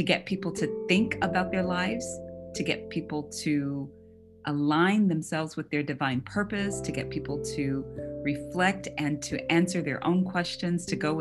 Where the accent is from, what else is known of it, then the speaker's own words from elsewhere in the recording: Atlanta, Georgia, United States; also born or lived in Saudi Arabia / Bahrain; now in Springfield, United States; I'm originally from Atlanta, Georgia. I currently live in Springfield, Ohio.